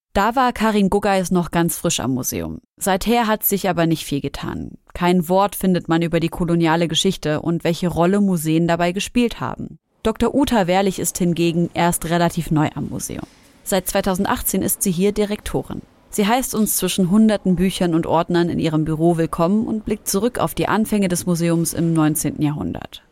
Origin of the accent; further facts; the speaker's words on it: Syria; Ich bin Syrerin